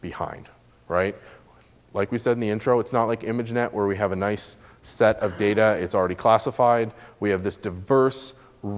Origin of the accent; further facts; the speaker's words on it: Canada; my home country in Canada